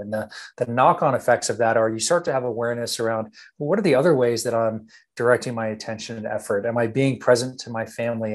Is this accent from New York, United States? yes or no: no; Texas, United States; born and raised in Texas